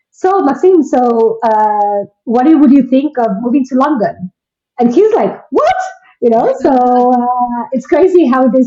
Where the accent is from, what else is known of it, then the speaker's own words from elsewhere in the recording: Guatemala; moved away; i am originally from guatemala and uh, I've lived in six different countries, and I currently live in Ireland.